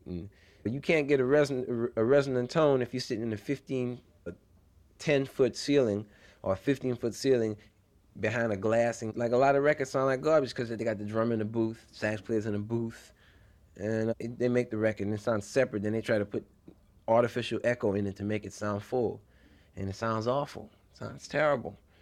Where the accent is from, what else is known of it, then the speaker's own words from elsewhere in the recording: New Orleans, Louisiana, United States; Growing up in New Orleans is unique.